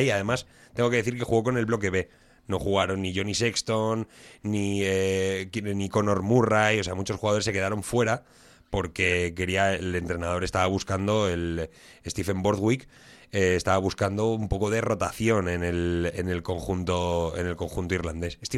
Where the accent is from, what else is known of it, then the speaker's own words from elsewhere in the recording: Bilbao, Basque Country, Spain; born there; que a yo nací en Basurto.